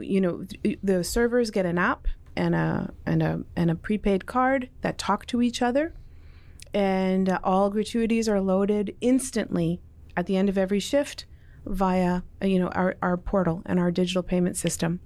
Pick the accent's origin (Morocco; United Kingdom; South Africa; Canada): Canada; Toronto, Ontario; also born or lived in Mississauga; born in Toronto, um, grew up in Toronto